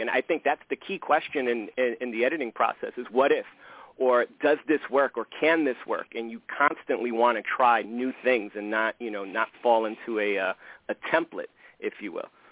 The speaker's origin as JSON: {"language": "English", "town": "New York City", "region": "New York", "country": "United States", "tie": "born or raised there", "said": "I grew up in the South Bronx and it's a uniquely Puerto Rican community"}